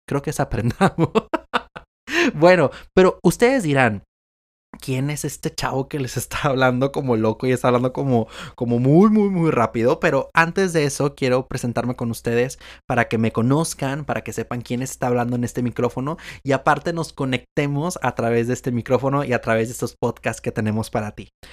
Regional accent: Monterrey, Nuevo León, Mexico; soy de Monterrey, Nuevo León y actualmente vivo todavía en, en Monterrey, Nuevo León

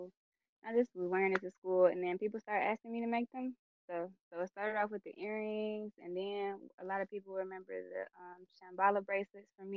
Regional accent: Southfield, Michigan, United States; I'm from Southfield

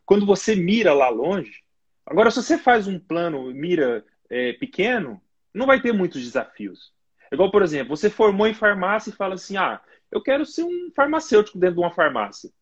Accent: Brazil; moved away as an adult; also born or lived in Portugal; now in United Kingdom; eu sou de família humilde aí no Brasil

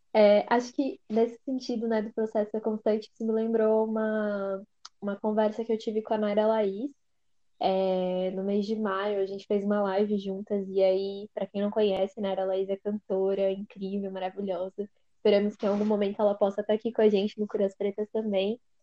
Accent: São Paulo, Brazil; Meu bairro querido se chama Recanto Verde Sol, é no extremo leste da cidade, foi onde eu cresci

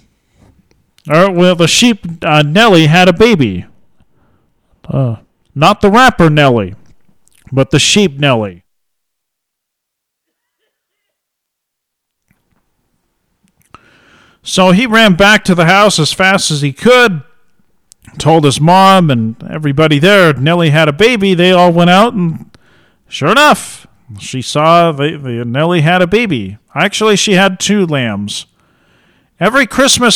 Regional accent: Ontario, Oregon, United States; I lived in Ontario

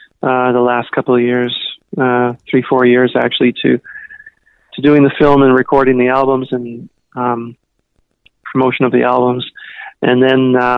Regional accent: Toronto, Ontario, Canada; now in Vancouver, Canada; When I was growing up in Toronto, Vancouver, so you know, it's on the ocean

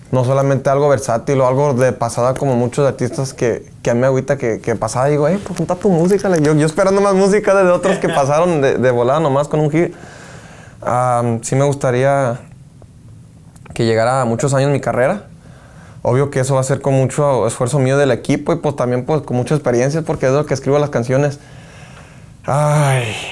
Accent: Phoenix, Arizona, United States; tengo mucho corrido de los grupos de Sinaloa, de Culiacán y todo ese rollo con lo que me crié ahí en Phoenix.

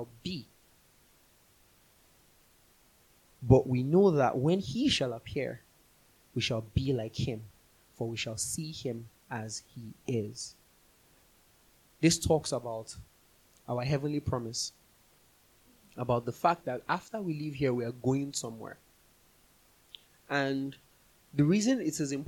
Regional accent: Nigeria; moved away; we grew up in Nigeria

